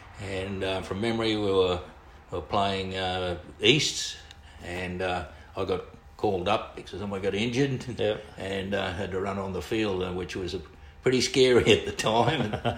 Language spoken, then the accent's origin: English; Brisbane, Queensland, Australia; I grew up in Virginia, which is on the north side of Brisbane. And I went to Virginia State School.